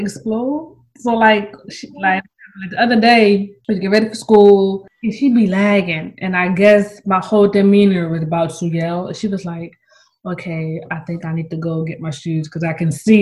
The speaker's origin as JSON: {"language": "English", "town": "Philadelphia", "region": "Pennsylvania", "country": "United States", "moved": "yes", "said": "I'm from Philly"}